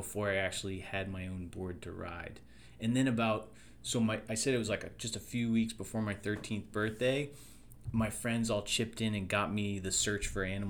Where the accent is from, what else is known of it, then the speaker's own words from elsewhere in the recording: Hingham, Massachusetts, United States; also born or lived in New Hampshire; now in Delaware County, Pennsylvania, United States; I was born in New Hampshire, and I grew up in Massachusetts, South Shore, and Hingham, Mass